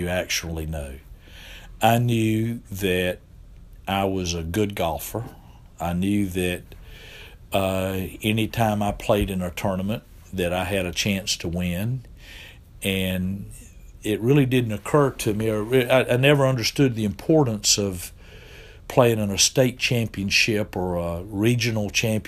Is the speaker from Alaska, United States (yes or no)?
no; Winston-Salem, North Carolina, United States; I grew up in Winston-Salem, and I grew up at a club